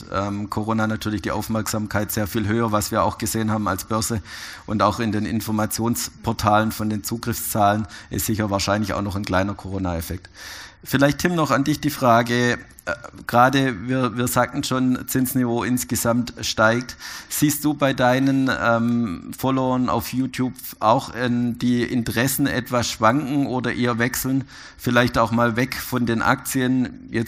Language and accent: German; Switzerland; Inflation natürlich bei uns in der Schweiz äh, lang nicht so hoch, nicht so das prägende Thema, sehr starker Schweizer Franken.